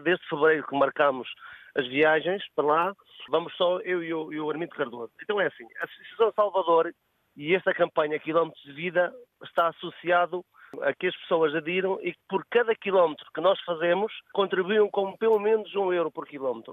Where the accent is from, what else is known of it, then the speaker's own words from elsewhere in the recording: Trás-os-Montes, Portugal; also born or lived in Margem Sul (Lisbon south bank); now in Margem Sul, Portugal; Eu sou transmontano e vivo aqui há 23 anos